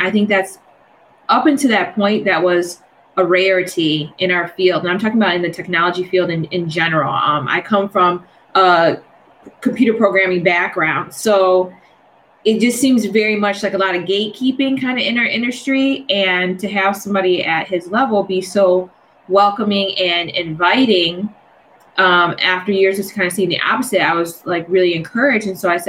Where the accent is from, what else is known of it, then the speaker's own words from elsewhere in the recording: Detroit, Michigan, United States; now in Washington, United States; because I'm originally from Detroit. I'm in DC now.